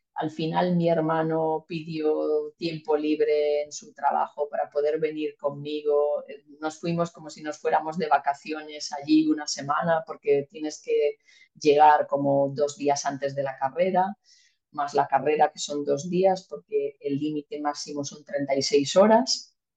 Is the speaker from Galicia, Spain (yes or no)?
yes; Malpica, Galicia, Spain; moved away; also born or lived in Mallorca; mi pueblo, de Malpica